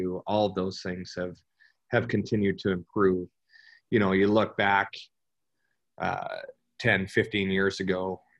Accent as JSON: {"language": "English", "town": "Burlington", "region": "Ontario", "country": "Canada", "tie": "born or raised there", "moved": "as an adult", "said": "growing up in Canada"}